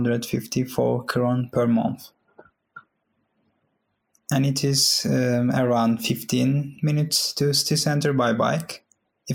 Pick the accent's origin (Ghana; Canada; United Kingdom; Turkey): Turkey; also born or lived in Istanbul, Turkey; now in Linköping, Sweden; I'm from Turkey. I was living in Istanbul.